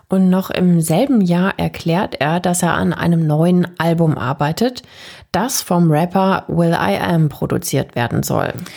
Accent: Germany; bei uns in Deutschland

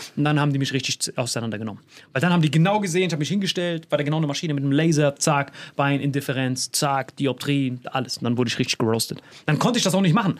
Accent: Bad Kreuznach, Rhineland-Palatinate, Germany; ich komme aus Bad Kreuznach

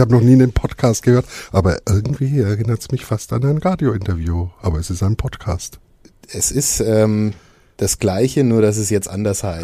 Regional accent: Nuremberg, Bavaria, Germany

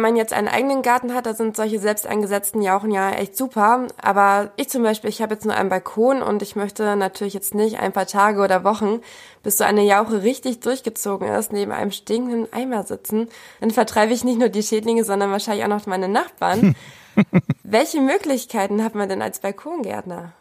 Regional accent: Bückeburg, Lower Saxony, Germany; Ich komme nämlich ursprünglich aus Bückeburg

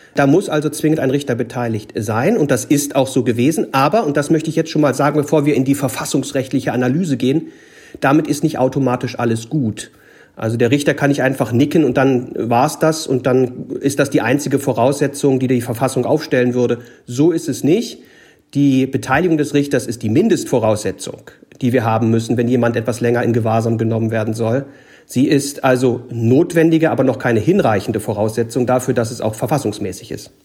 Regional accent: Gorleben area, Lower Saxony, Germany; ich komme ja aus der Ecke

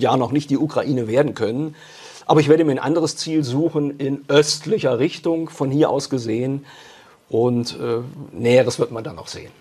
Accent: Germany; bei uns in Deutschland

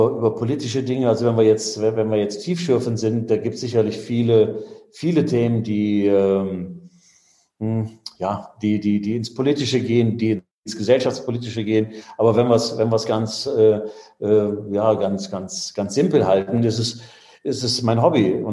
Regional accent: Bremen, Germany; ich bin ja als Bremer, äh, in Anführungszeichen, bin ich eher Richtung Norderney ausgerichtet gewesen.

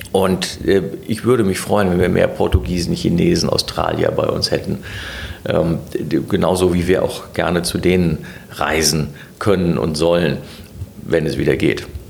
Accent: Gummersbach, North Rhine-Westphalia, Germany; now in Berlin, Germany; in Gummersbach, das ist der Ort, wo ich herkomme

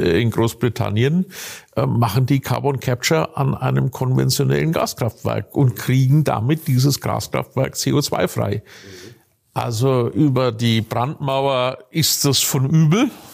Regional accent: northern Bavaria, Germany; ich komme ganz aus dem Norden Bayerns

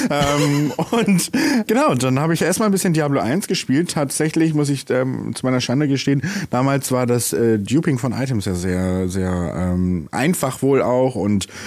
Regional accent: Bremen, Germany; Und als wir dann in die Bremer Innenstadt gezogen sind, ich bin Bremer, by the way

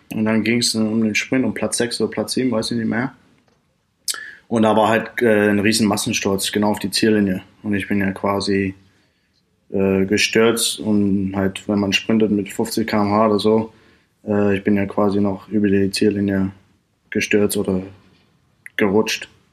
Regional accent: Australia; German is a second language; moved away as an adult; also born or lived in Cottbus / Freiburg / Saarland; In Australien, wo ich wohne

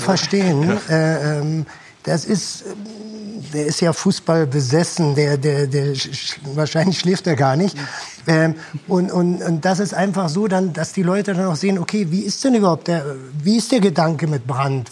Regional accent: Germany; also born or lived in Japan; bei uns in Deutschland

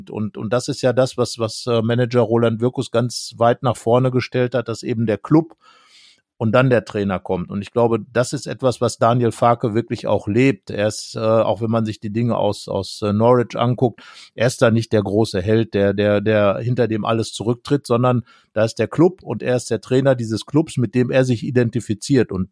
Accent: Büren, North Rhine-Westphalia, Germany; born there; Im schönen Ort Büren geboren. Das ist, wenn man die A44 hinunterfährt Richtung Kassel, biegt man irgendwann ab

